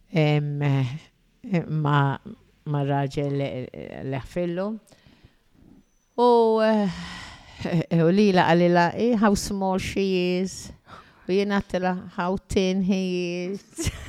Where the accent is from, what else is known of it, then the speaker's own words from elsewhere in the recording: Ħaż-Żebbuġ, Malta; also born or lived in England; Jena miħazzebuċ. Ħazzebuċ.